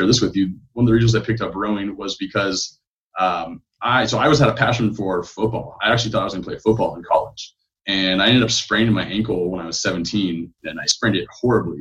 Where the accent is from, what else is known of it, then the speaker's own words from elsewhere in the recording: Ventura, California, United States; moved away as an adult; also born or lived in Seattle, Washington / Boise, Idaho / Las Vegas, Nevada / Portland; I grew up in Southern California. My hometown's Ventura